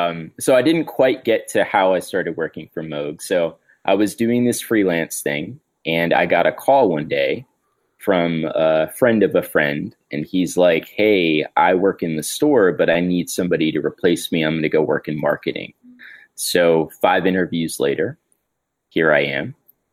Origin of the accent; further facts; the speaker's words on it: Miami, Florida, United States; Yeah. So I'm from Miami.